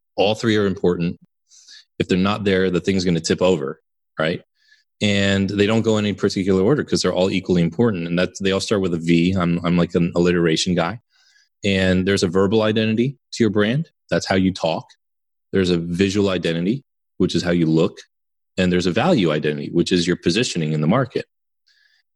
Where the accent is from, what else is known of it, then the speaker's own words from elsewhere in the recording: New York area, United States; moved away; I'm originally from the New York area